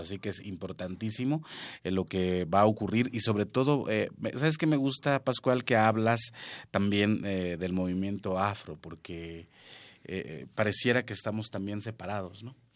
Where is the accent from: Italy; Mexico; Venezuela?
Mexico; La Huasteca; yo soy de la Huasteca